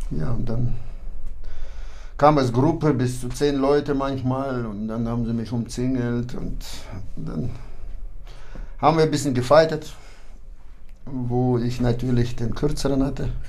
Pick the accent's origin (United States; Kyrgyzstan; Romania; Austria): Kyrgyzstan; moved away; also born or lived in Kazakhstan; Meine Eltern beide sind deutsch und wir waren bis zur zweiten Klasse lebten wir in Kasachstan und dann sind wir umgesiedelt nach Kirgisistan und da bin ich aufgewachsen.